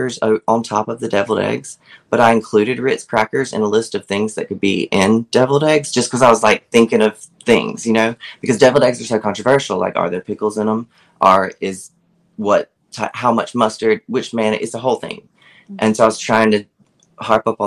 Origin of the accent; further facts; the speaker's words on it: Laurel, Mississippi, United States; that's where I am, in South Mississippi